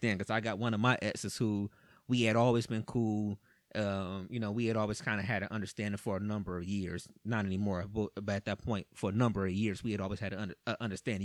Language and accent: English; Cleveland, Ohio, United States; I'm from Cleveland.